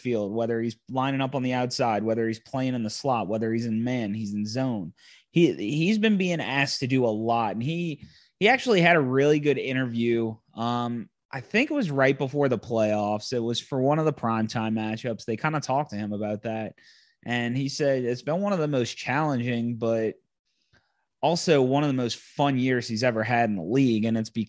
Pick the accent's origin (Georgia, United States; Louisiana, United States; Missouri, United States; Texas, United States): Louisiana, United States; both of us growing up in Louisiana, growing up Saints fans.